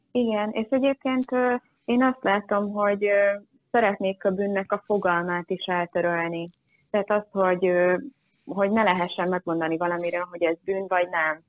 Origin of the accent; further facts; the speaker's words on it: Hungary; magyar vagyok